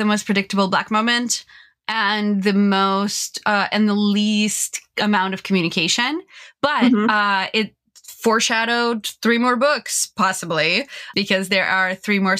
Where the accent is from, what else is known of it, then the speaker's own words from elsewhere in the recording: California, United States; as a Californian